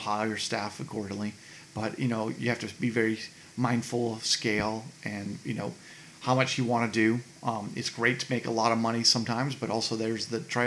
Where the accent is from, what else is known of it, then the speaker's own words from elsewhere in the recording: Brookhaven, Georgia, United States; I grew up here in Brookhaven. My parents moved me when I was 1